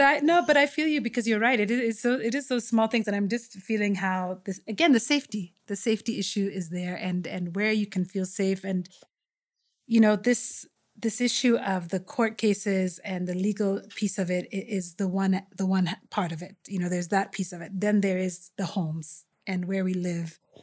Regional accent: Kenya; all of us who shared the space of being Kenyan

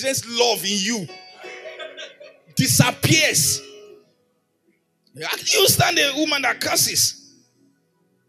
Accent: Erunwon, Oyo, Nigeria; moved away; in my hometown, Erunwon, it may be

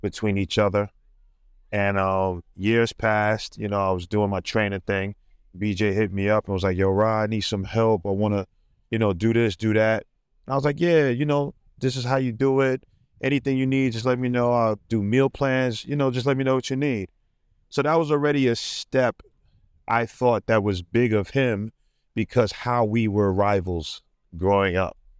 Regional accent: New York City, New York, United States; I'm from Brooklyn, New York

